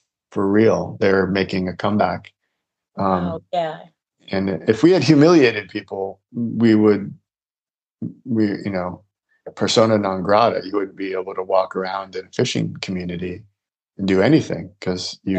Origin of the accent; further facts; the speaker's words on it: United States; I'm an American man with a lot of education